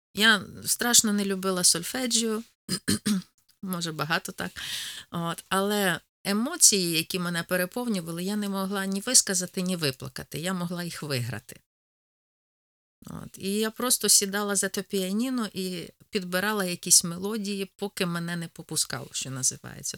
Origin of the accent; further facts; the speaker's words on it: Poltava Oblast, Ukraine; accent: Poltava; moved away as an adult; now in Rivne, Ukraine; Народилася я на Кіровоградщині, а виросла на Полтавщині.